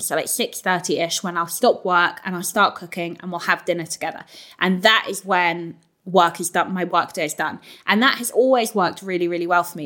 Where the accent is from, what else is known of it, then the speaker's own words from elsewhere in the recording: London, United Kingdom; moved away as an adult; now in Northampton, United Kingdom; I'm a Londoner, and like I live now in Northampton with James